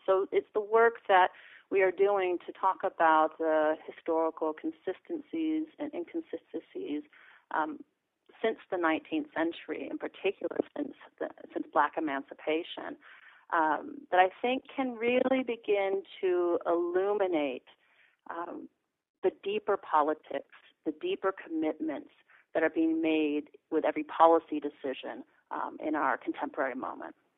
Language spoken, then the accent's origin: English; Los Angeles, California, United States; here, LA, my hometown